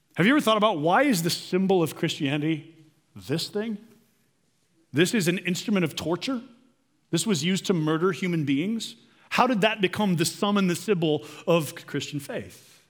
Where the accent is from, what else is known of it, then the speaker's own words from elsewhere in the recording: United States; As modern American people